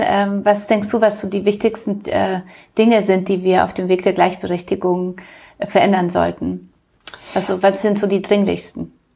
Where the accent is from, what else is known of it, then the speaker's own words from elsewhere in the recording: Munich, Bavaria, Germany; now in Hamburg, Germany; komme ja aus München.